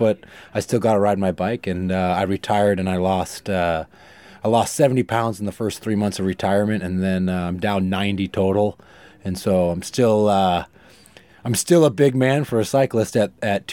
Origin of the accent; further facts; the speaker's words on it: Fort Collins, Colorado, United States; moved away as an adult; also born or lived in California; I grew up in Colorado, and I grew up in the outdoors. My family's big in the outdoors. I grew up mountain biking. I grew up outside of Fort Collins